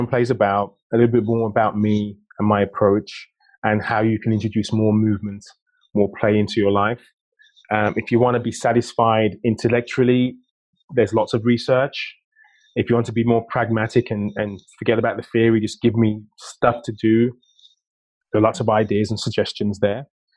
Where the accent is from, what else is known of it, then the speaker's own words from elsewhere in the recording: United Kingdom; being British